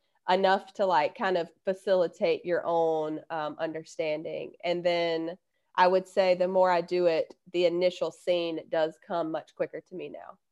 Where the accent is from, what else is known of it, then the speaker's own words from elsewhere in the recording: Alabama, United States; I'm from Alabama